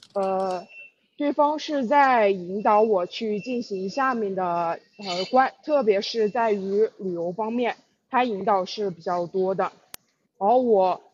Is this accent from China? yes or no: yes; Jingdezhen, Jiangxi, China; 江西景德镇的